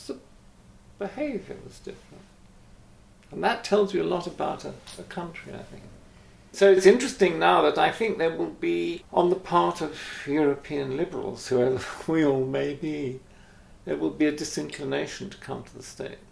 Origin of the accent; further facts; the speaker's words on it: England, United Kingdom; as an English person